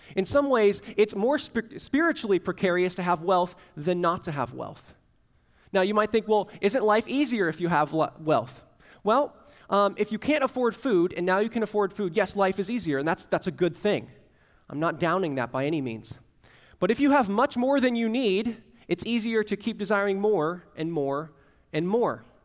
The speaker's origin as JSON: {"language": "English", "region": "Central Florida", "country": "United States", "tie": "born or raised there", "moved": "yes", "lives_now": "Tallahassee, United States", "said": "I grew up in Central Florida where, like, a Category One was something you went to the beach for"}